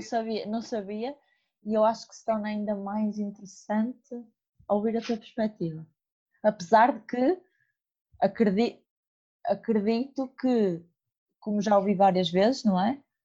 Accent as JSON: {"language": "Portuguese", "town": "Porto", "region": "Norte", "country": "Portugal", "tie": "born or raised there", "accent": "northern", "said": "venho do Porto, e que nasci no Porto"}